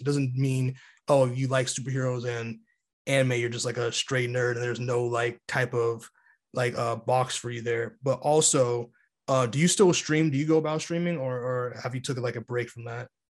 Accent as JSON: {"language": "English", "town": "New York City", "region": "New York", "country": "United States", "tie": "born or raised there", "said": "my hometown"}